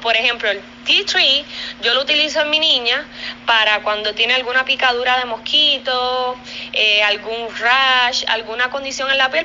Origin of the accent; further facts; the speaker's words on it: Puerto Rico; somos boricuas emprendiendo y haciendo todo con el sudor de nuestra frente